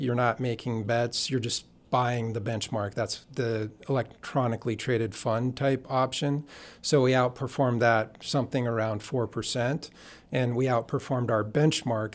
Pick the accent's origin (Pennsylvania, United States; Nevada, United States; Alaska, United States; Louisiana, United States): Alaska, United States; Juneau; also born or lived in Cordova, Alaska / Yakutat, Alaska; I was born in Cordova, lived in Yakutat, and then grew up primarily in Juneau